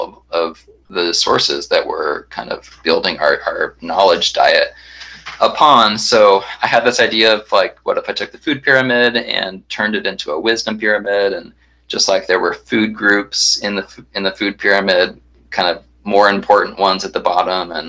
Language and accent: English; Kansas City, United States; moved away as an adult; also born or lived in Tulsa, Oklahoma / Wheaton, Illinois; now in Santa Ana, United States; I grew up in the Midwest, so I was born in Tulsa and then grew up kind of in Kansas City